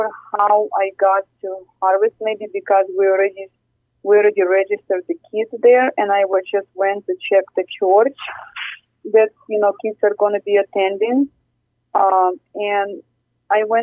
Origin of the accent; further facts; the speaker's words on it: Ukraine; now in United States; I'm from Ukraine originally